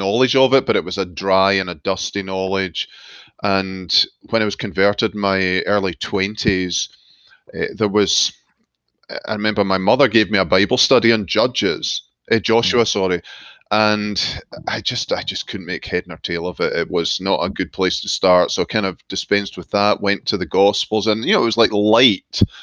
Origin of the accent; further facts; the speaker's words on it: Glasgow, Scotland, United Kingdom; moved away as an adult; also born or lived in Scottish Highlands; now in United States; I was born and brought up in Glasgow